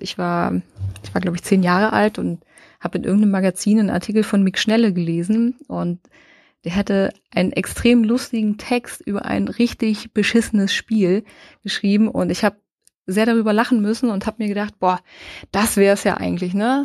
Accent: Saxony-Anhalt, Germany; moved away as an adult; now in Fürth, Germany; Sachsen-Anhalt, wo ich herkomme, und bin nach Fürth gezogen

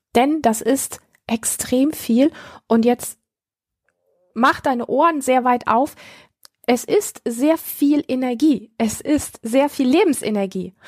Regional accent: Germany; hier bei uns in Deutschland

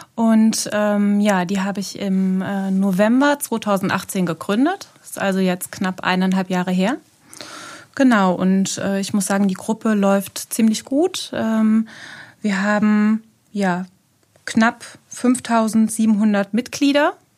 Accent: Neuwied, Rhineland-Palatinate, Germany; ich bin äh, in Neuwied geboren

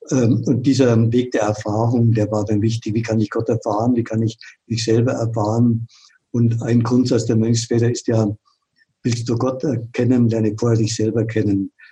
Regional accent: Munich, Bavaria, Germany; moved away as an adult; also born or lived in Franconia; Ich bin in München groß geworden, da spricht man Oberbayerisch, in Franken, die haben eine ganz andere Sprache, schon allein, das war ein Kulturschock.

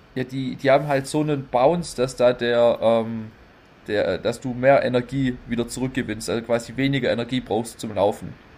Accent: Neuffen, Baden-Württemberg, Germany; hier bei uns in Neufen im Kaff

